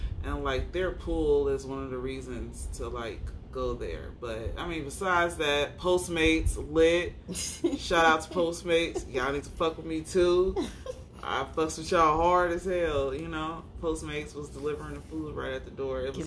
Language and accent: English; Indiana, United States; moved away as an adult; also born or lived in California; now in Phoenix, United States; I'm from Indiana, moved out here a few years ago with my youngest kid's dad